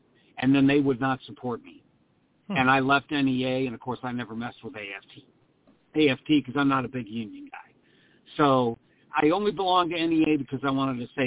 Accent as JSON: {"language": "English", "region": "Missouri", "country": "United States", "tie": "born or raised there", "moved": "as an adult", "lives_now": "Florida, United States", "said": "in my home state where I taught in the state of Missouri"}